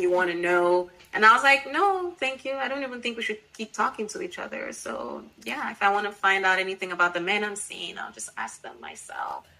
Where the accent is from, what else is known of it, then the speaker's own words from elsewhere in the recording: Nigeria; me being Nigerian